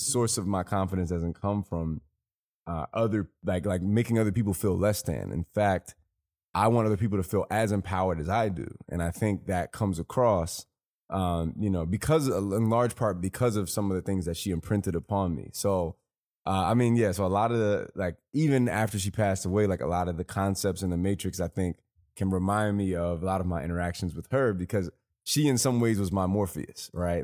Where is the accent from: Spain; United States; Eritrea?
United States; Chicago, Illinois; growing up in Chicago